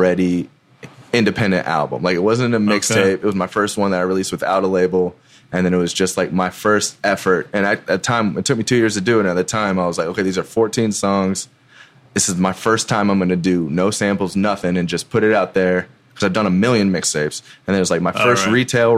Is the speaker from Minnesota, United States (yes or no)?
no; Marietta, Georgia, United States; also born or lived in New Jersey; And then we moved down here, so I've been here since I was three